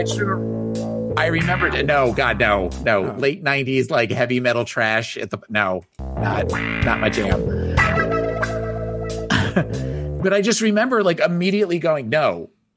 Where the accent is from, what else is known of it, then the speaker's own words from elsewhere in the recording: New Jersey, United States; I grew up in South Jersey.